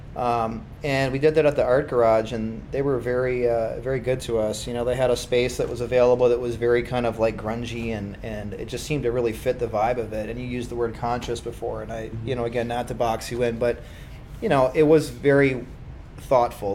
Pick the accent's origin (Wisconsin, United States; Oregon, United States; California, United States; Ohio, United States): Wisconsin, United States; Kaukauna; also born or lived in Appleton; now in Green Bay, United States; I'm actually from Appleton originally